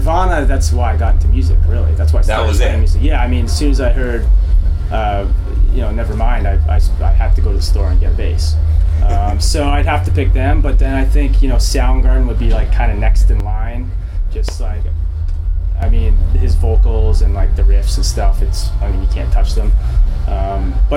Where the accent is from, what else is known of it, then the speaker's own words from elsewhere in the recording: Ajax, Ontario, Canada; So I grew up in Ajax, is like a suburb of Toronto